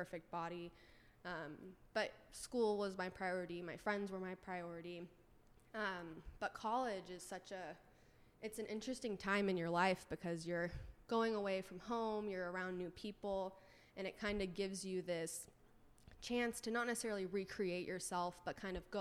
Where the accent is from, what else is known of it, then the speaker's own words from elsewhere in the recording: Orange County, California, United States; also born or lived in San Diego; growing up in Orange County, going to college in San Diego, which is where I went to school